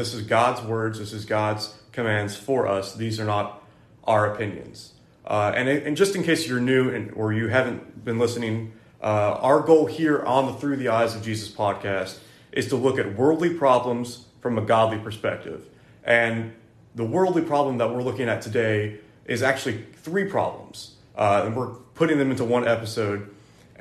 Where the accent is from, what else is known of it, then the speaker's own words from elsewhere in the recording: West Virginia, United States; I'm from West Virginia